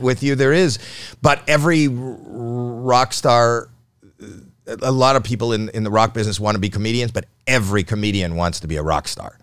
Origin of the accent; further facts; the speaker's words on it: Toronto, Ontario, Canada; I'm from Toronto.